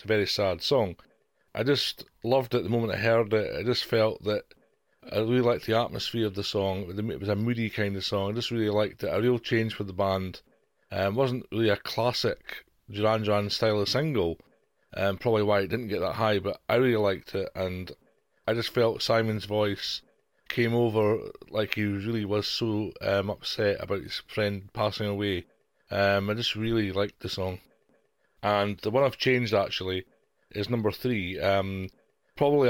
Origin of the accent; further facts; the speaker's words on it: Dundee, Scotland, United Kingdom; I'm from Dundee in Scotland, hence the accent